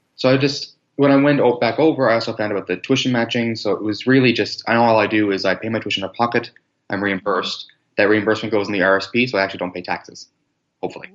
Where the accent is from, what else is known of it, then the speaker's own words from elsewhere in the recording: Nova Scotia, Canada; moved away as an adult; now in St. John's, Canada; I was born in Nova Scotia, and then mm-hmm. I jumped over to Newfoundland, St. John's for my university degree